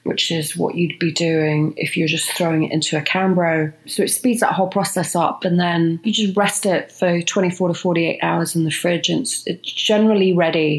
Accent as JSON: {"language": "English", "country": "United Kingdom", "moved": "yes", "lives_now": "Los Angeles, United States", "said": "as a Brit"}